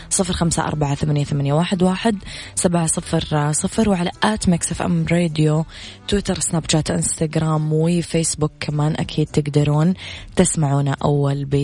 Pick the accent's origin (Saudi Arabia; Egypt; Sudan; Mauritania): Sudan; من السودان أحيي أخي من اليمن الشقيق